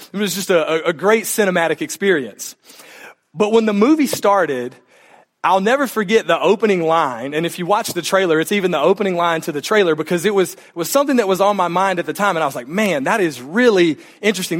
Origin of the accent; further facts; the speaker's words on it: south central Mississippi, United States; moved away; I grew up in, in south central Mississippi, not too far from the Mississippi Gulf Coast